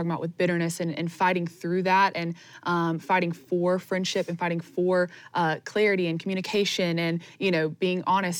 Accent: Greenville, South Carolina, United States; now in Anderson, United States; I just moved to Anderson from my hometown of Greenville

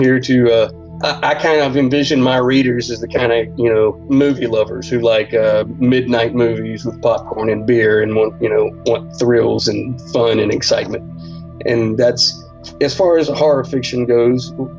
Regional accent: Central Alabama, United States; I'm from Central Alabama

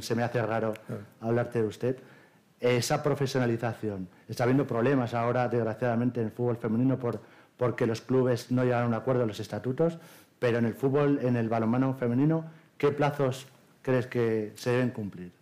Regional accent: Alicante, Valencian Community, Spain; en Alicante, en mi tierra

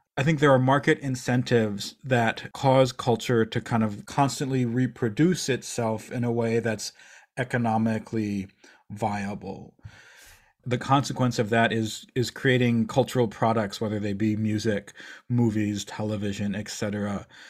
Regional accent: Eau Claire, Wisconsin, United States; I grew up in Eau Claire, Wisconsin.

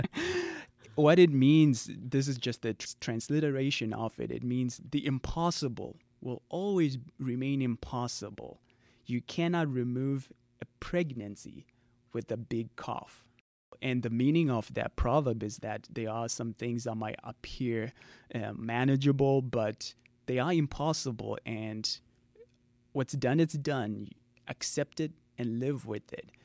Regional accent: Zimbabwe; first language Shona; English is a second language; I'm from Zimbabwe

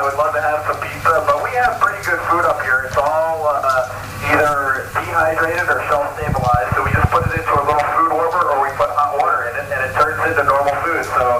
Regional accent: Maryland, United States; I grew up in Maryland in the United States

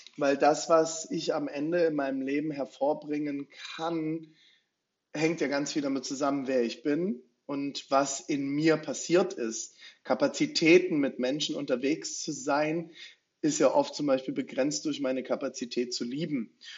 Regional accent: Rhine-Main area, Germany; moved away as an adult; now in Leipzig, Germany; Ich komme ursprünglich aus dem Rhein-Main-Gebiet, bin mit, mit, meiner Frau vor guten acht Jahren nach Leipzig gezogen

